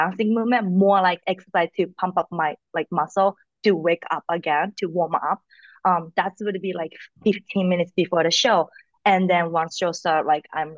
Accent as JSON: {"language": "English", "region": "Fukuoka", "country": "Japan", "second_language": "English", "moved": "yes", "lives_now": "New York, United States", "said": "I'm from Japan, like so my family is like everybody in Japan"}